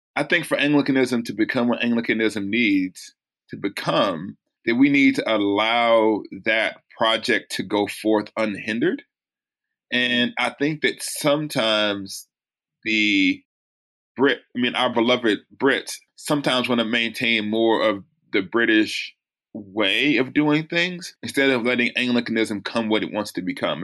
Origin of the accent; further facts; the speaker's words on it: United States; as an American